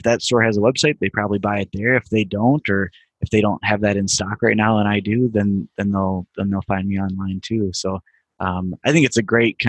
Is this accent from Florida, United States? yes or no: no; Platteville, Wisconsin, United States; now in Madison, United States; I grew up in Platteville, Wisconsin, which is about an hour west of Madison here